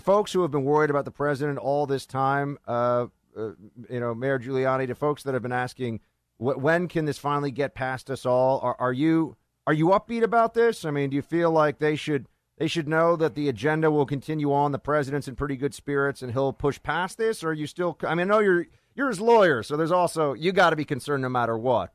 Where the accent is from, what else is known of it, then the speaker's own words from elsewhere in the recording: New York City, New York, United States; moved away; my hometown, by the way, which I remember very fondly